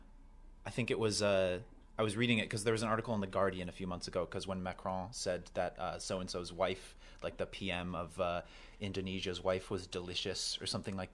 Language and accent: English; United States; as an American